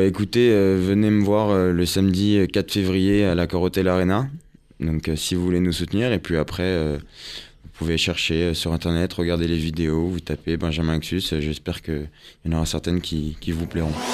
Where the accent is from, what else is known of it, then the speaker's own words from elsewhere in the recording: Yvelines, Île-de-France, France; now in Paris, France; moi j'étais des Yvelines